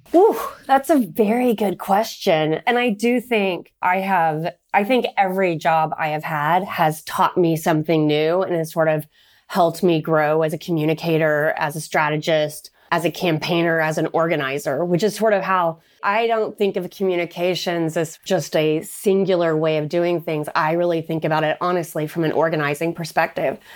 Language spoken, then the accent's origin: English; Oklahoma, United States; moved away as an adult; also born or lived in Texas; now in Washington, D.C., United States; I was raised in Oklahoma